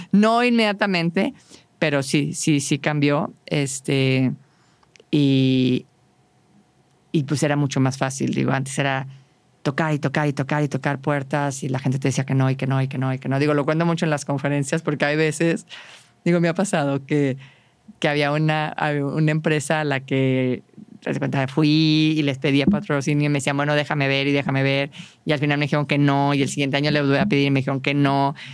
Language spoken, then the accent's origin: Spanish; Saltillo, Coahuila, Mexico